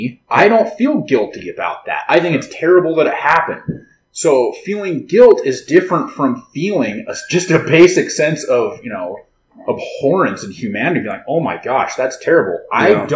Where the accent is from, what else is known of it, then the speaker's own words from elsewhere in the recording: United States; I'm American. I was born here. But my parents are immigrants. My family is German